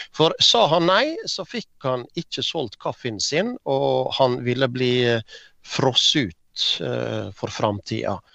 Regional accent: Ålesund, Møre og Romsdal, Norway; Jeg vokste opp på Åse, en eh, drabantby i eh, Ålesund eh, kommune.

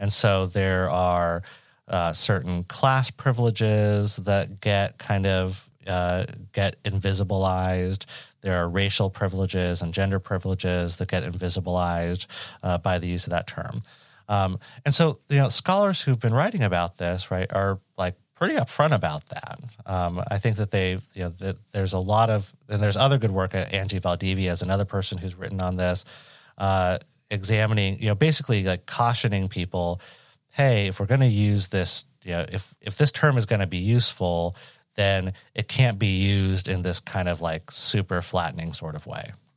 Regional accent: Western Washington State, United States; I grew up in Western Washington State

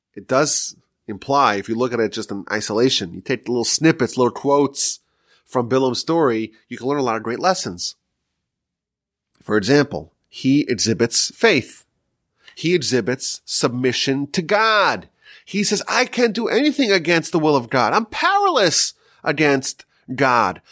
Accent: New York, United States; now in Texas, United States; I'm from New York still

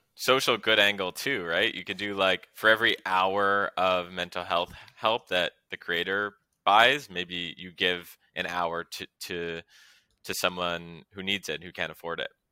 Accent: Canada; now in United States; As a Canadian myself, and move, who moved to the U S

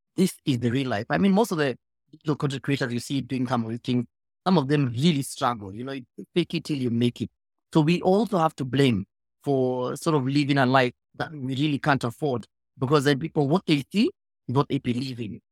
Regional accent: Kenya; as a Kenyan

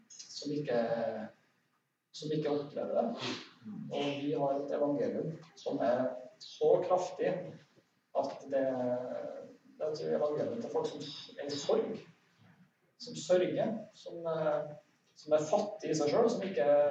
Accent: Soknedal, Trøndelag, Norway; jeg vokste opp i Sokndalen

